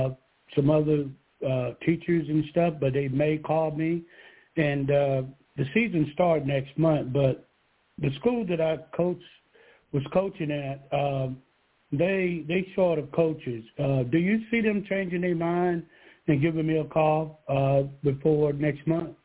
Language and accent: English; Georgia, United States; here in Georgia.